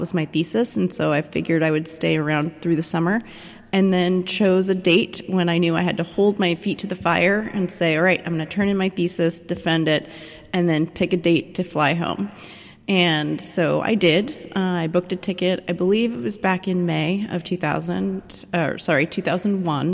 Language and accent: English; Oregon, United States; moved away as an adult; also born or lived in Belfast; I'm from the West Coast originally, so I was flying home to Oregon to be with my parents.